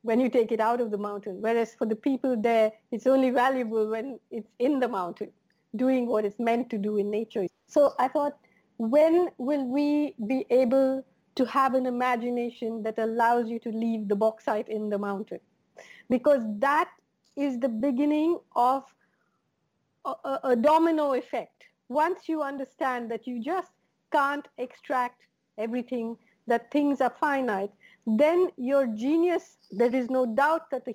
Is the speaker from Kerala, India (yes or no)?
yes; Kerala, India; When I grew up in Kerala, everything on my plate was really literally from within a 1 kilometer radius